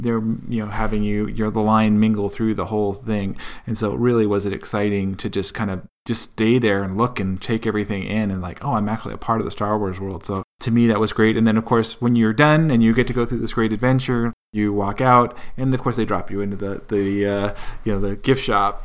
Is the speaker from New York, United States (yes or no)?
no; Southern California, United States; born and raised in Southern California